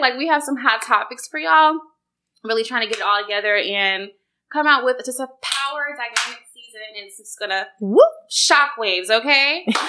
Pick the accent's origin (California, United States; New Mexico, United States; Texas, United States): Texas, United States; Houston; now in Atlanta, United States; we're both from Houston, which is a major city. So I'm kind of accustomed to crime and stuff, you know.